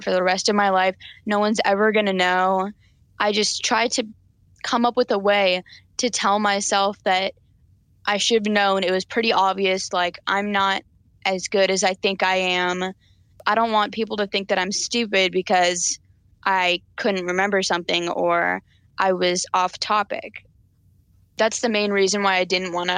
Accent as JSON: {"language": "English", "town": "Chapel Hill", "region": "North Carolina", "country": "United States", "said": "I'm 14 years old, and I'm from Chapel Hill, North Carolina"}